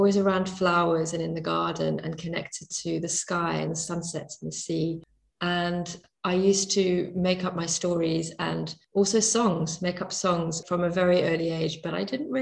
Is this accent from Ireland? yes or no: yes; Bantry, Munster, Ireland; As a child, I grew up in Bantry Bay, and I had the sea at the bottom of my garden